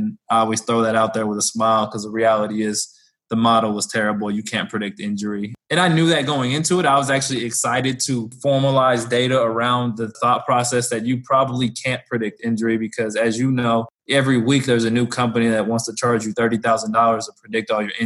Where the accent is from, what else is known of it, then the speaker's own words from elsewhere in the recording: Bay Area, California, United States; moved away as an adult; also born or lived in Sacramento, California; now in Lawrence, Kansas, United States; I'm a California boy, born and raised in the Bay Area. Moved out to Lawrence, Kansas just about a year ago.